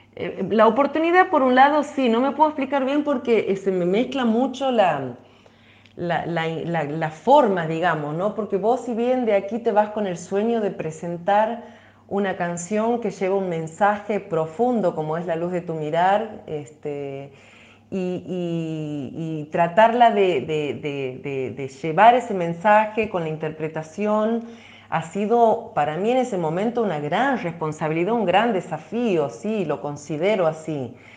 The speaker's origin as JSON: {"language": "Spanish", "town": "La Banda", "region": "Santiago del Estero", "country": "Argentina", "tie": "born or raised there", "said": "a esos primeros pasos, a, la conexión directa con la tierra, con los pies descalzos, en el barrio Los Lagos, en la ciudad de La Banda"}